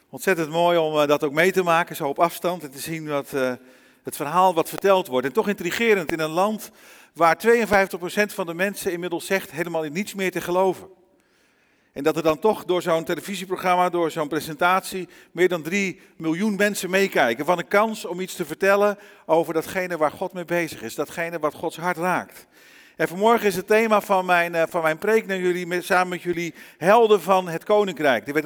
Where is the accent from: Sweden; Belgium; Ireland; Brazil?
Brazil; moved away as an adult; also born or lived in Netherlands; Ik ben zelf wel in Nederland geboren. Ik ben opgegroeid in Brazilië. Daar heb ik 27 jaar van mijn leven gewoond. En ik moet je eerlijk zeggen, ondanks dat je het niet zou zeggen als je me ziet en me zo hoort. In mijn hart en in alles wat ik ben, ben ik Braziliaan.